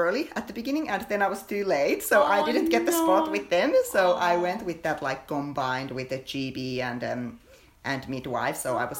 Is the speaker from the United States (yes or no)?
no; Finland; moved away as an adult; now in Australia; I'm originally from Finland, and So is my fiance Mikael. We moved to Australia 7 years ago